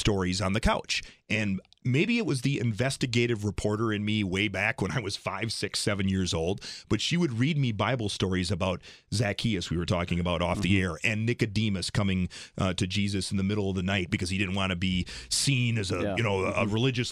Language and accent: English; Rice Lake, Wisconsin, United States; this little guy growing up in Rice Lake, Wisconsin